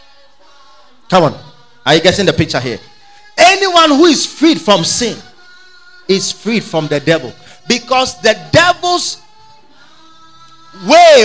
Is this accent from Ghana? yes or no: yes; Ghana; We know Ghana, we are free from the British